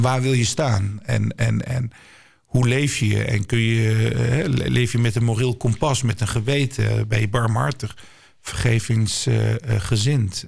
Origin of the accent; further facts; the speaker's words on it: Nijmegen, Gelderland, Netherlands; Ik ben zelf geboren en getogen in Nijmegen, waar ik nog steeds woon.